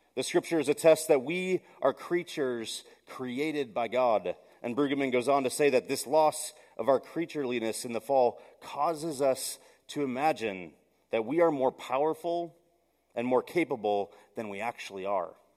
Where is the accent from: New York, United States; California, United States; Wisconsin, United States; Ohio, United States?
Wisconsin, United States; Milwaukee; I grew up in Milwaukee